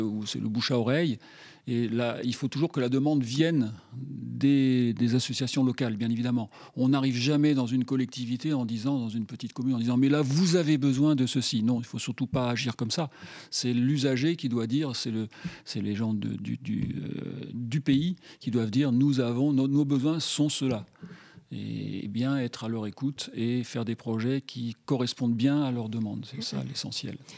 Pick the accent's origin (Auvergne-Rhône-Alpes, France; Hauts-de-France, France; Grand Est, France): Auvergne-Rhône-Alpes, France; Grenoble; je suis grenoblois.